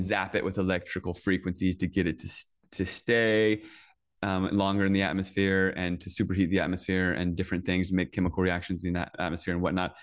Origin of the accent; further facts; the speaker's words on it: Northern Virginia, United States; I grew up in Virginia, in Northern Virginia, um, right outside D C